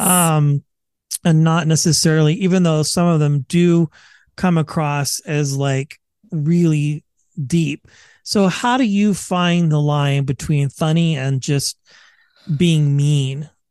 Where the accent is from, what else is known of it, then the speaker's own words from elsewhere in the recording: Bay Area, California, United States; I'm from the Bay Area